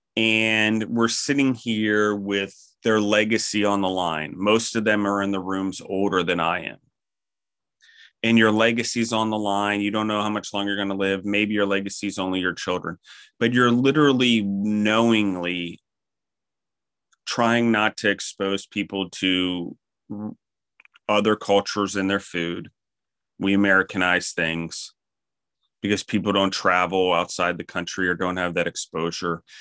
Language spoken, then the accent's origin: English; Maryland, United States; also born or lived in Colorado / New York / Pennsylvania; now in Milledgeville, Georgia, United States; I grew up in Maryland